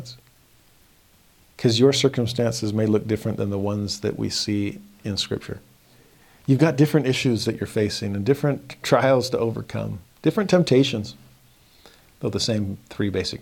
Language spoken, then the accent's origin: English; Southern California, United States; I grew up in Southern California